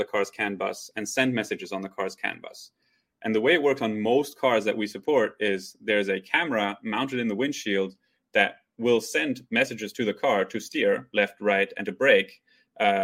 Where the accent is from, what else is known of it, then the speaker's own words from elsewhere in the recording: Belgium; moved away as an adult; now in United States; I'm from Belgium originally. So I went to university there